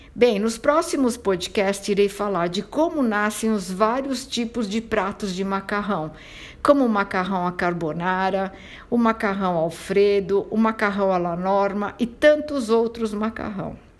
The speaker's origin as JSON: {"language": "Portuguese", "town": "San Marco Argentano", "region": "Calabria", "country": "Italy", "tie": "born or raised there", "said": "sou italiana, nasci na região da Calábria, numa pequena cidade chamada San Marco Argentano"}